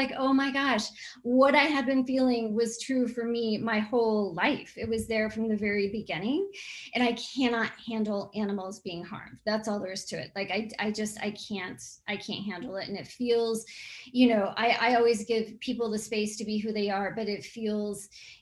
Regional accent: Texas, United States; moved away as an adult; also born or lived in Colorado; now in Oregon, United States; I grew up in Texas and I grew up in a ranching family

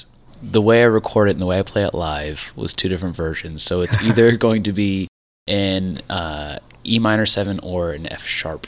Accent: Tarpon Springs, Florida, United States; I grew up in Tarpon Springs

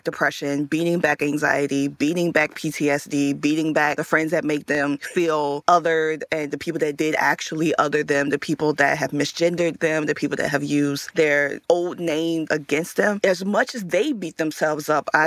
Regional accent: Richmond, Virginia, United States; Growing up in Richmond, Virginia

